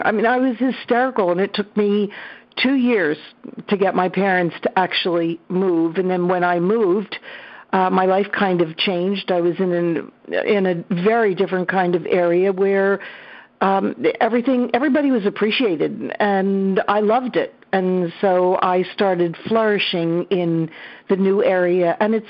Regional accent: Atlantic City, New Jersey, United States; also born or lived in Trenton, New Jersey; So I grew up, I was born in Atlantic City, New Jersey, down at the seashore, and I returned there for many summers. I moved 5 times before I settled in Trenton, New Jersey for a long time.

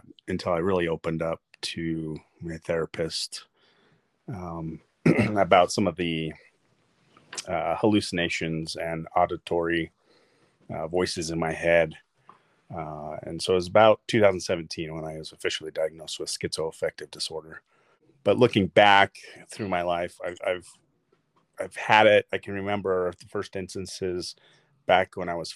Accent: Sandy, Utah, United States; I was born in Sandy, Utah. Lived in Utah most of my life.

